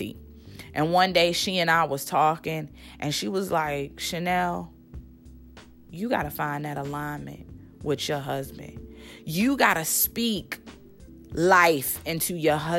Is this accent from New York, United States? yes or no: no; Baltimore, Maryland, United States; now in Nashville, United States; I was raised in Baltimore, Maryland.